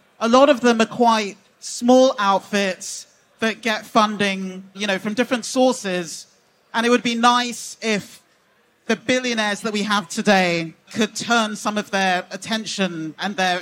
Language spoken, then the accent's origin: English; England, United Kingdom; I'm British Nigerian